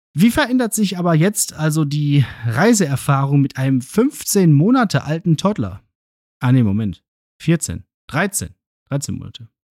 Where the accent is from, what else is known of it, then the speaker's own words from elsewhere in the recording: Ruhr area, North Rhine-Westphalia, Germany; moved away as an adult; now in Münster, Germany; meiner 80 Kilometer entfernten alten Heimat im Ruhrgebiet